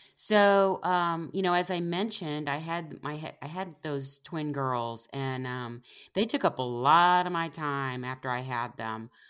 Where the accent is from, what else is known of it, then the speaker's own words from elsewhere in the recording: Independence, Missouri, United States; in the town where I grew up in Independence, Missouri